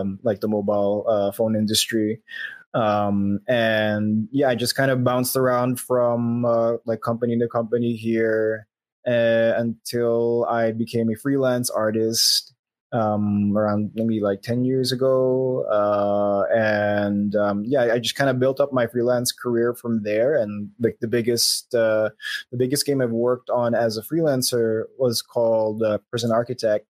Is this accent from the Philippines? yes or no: yes; Philippines; I'm from the Philippines